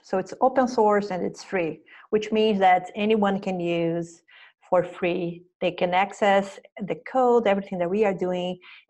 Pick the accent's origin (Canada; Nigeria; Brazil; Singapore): Brazil; moved away as an adult; now in San Francisco, United States; When I moved from Brazil to San Francisco.